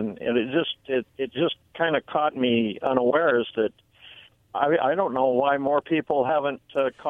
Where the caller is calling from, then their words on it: Benton City, Washington, United States; Good afternoon, Your Honor. … from Benton City.